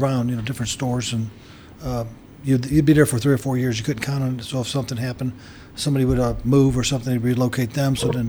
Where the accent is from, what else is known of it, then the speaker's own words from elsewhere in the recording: Florissant, Missouri, United States; moved away as an adult; now in Wentzville, United States; I'm from Florissant, correct.